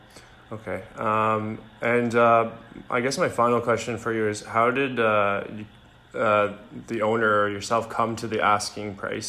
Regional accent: Toronto, Ontario, Canada; I actually live in Canada. Oh, okay. I'm from Toronto.

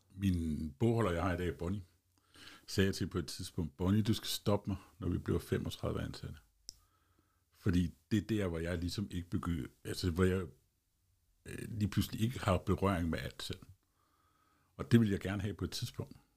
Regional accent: Holbæk, Zealand, Denmark; also born or lived in Kundby; Jeg er født og opvokset i Holbæk Kommune

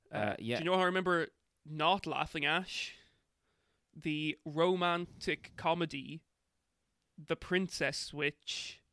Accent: Ireland; And we're like, oh, we're from Ireland.

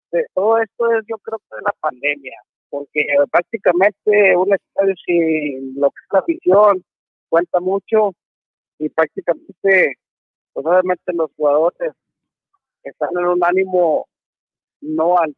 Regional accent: Monterrey, Nuevo León, Mexico; somos regios y regios y ojalá que aquí se quede la copa.

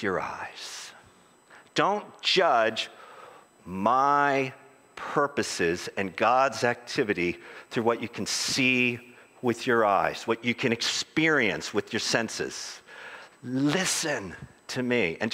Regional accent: United States; as an American evangelical

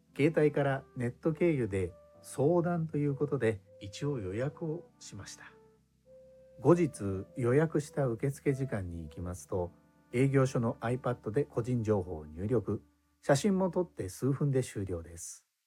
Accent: Japan; born or raised there; moved away as an adult; now in Indonesia

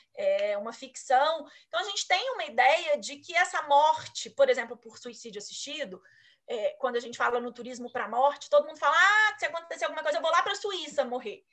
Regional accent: Brazil; como brasileira

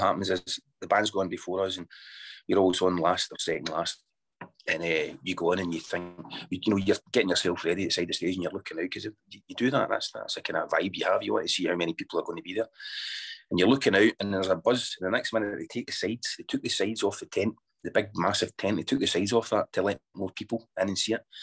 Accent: Scotland, United Kingdom; I'm Scottish born and bred

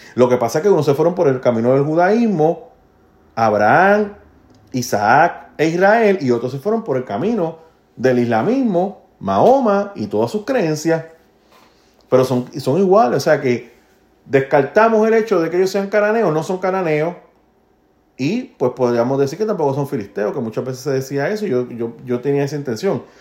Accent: Puerto Rico; now in United States; Yo como puertorriqueño

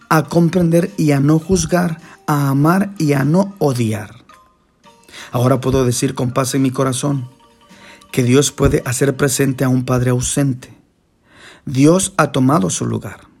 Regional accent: Guatemala; born there; La primera es porque nací en Guatemala, país que hace parte de los más grandes e importantes agricultores y exportadores de café.

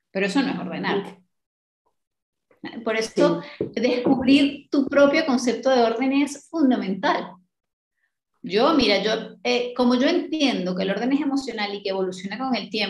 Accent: Colombia; now in New Zealand; yo me fui de Colombia para Nueva Zelanda. En Nueva Zelanda tengo cero ayuda y no tengo ni idea de cómo hacer nada.

